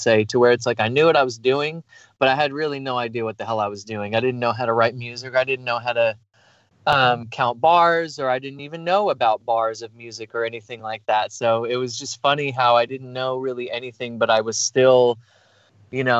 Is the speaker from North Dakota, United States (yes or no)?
no; New York, United States; moved away; I'm from New York originally, and Italian family